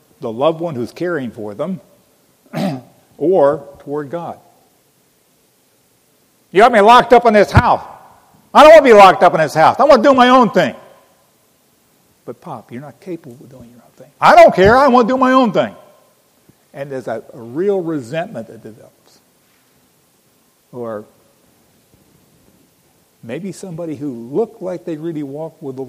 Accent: Pennsylvania, United States; I'm from Pennsylvania

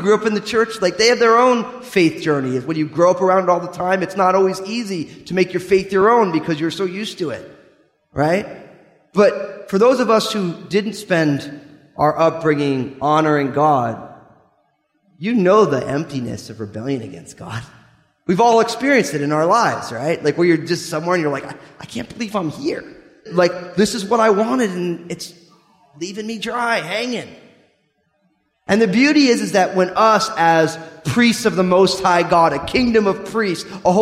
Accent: New Jersey, United States; I'm from New Jersey

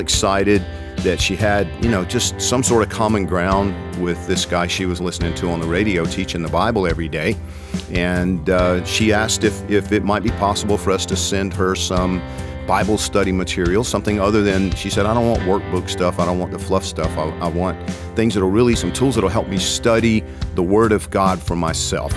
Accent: Georgia, United States; moved away; I'm from Georgia.

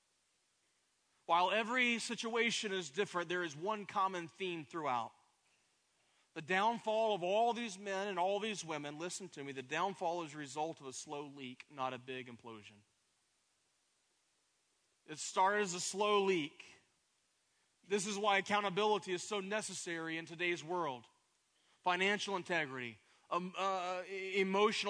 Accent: Pigeon Forge, Tennessee, United States; moved away as an adult; also born or lived in Plano, Texas; The town that I am from is Pigeon Forge, Tennessee, has 5,000 people in the city

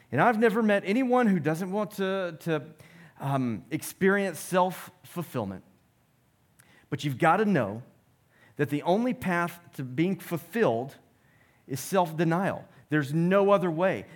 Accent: United States; I'm American

